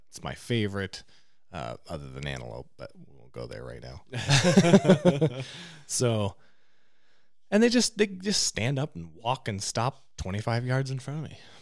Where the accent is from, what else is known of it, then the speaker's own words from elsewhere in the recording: Eastern Oregon, United States; growing up in Eastern Oregon